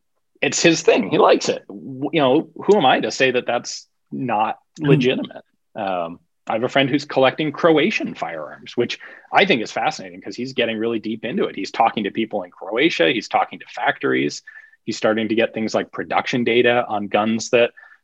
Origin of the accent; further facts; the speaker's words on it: United States; We are blessed as Americans that English is the lingua franca of the modern world today.